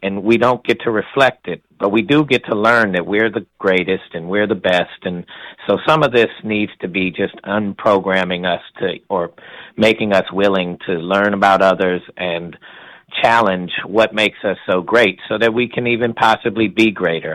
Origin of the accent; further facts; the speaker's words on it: University City, Missouri, United States; I grew up in a community that was about 50% uh, white and 50% um, black